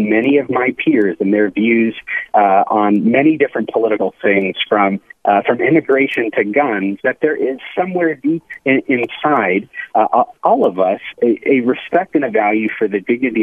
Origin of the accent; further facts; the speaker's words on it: Phoenix, Arizona, United States; I grew up in Phoenix.